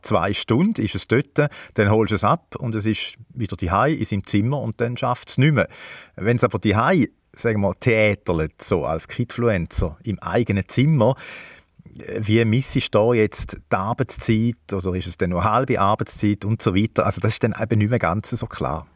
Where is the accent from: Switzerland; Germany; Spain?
Switzerland; bei uns in der Schweiz